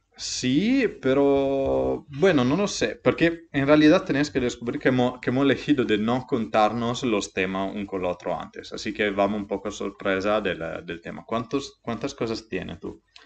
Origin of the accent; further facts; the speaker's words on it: Montereale Valcellina, Friuli-Venezia Giulia, Italy; Spanish is a second language; moved away; Soy de Italia, Vengo de Monterrey Valcellina, un pequeño pueblo cerca de Dolomites, en Friuli Venecia, Giulia.